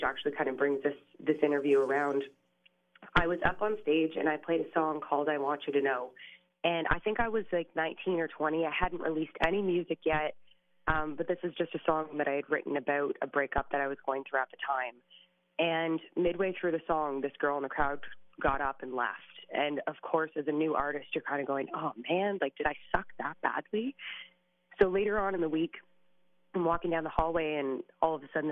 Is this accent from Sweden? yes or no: no; Canada; an up and coming Canadian artist